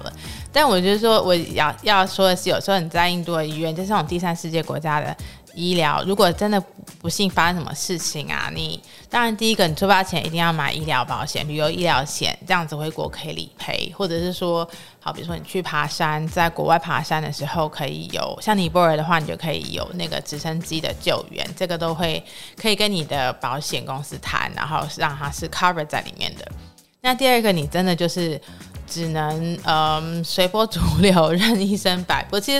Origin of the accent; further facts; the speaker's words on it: Taiwan; 我说：“哦，台湾。”